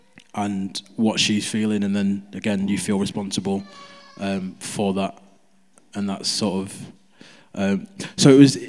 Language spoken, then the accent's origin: English; Nigeria; Because I'm Nigerian, so we watch Nigerian movies a lot.